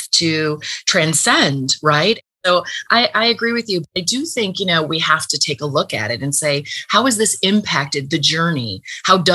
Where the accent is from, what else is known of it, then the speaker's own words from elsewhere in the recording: United States; as an American